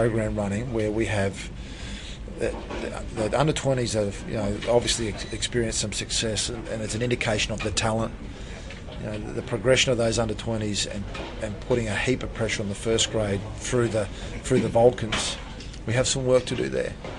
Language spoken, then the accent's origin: English; Thursday Island, Queensland, Australia; I was born on Thursday Island, which is a Torres Strait Island.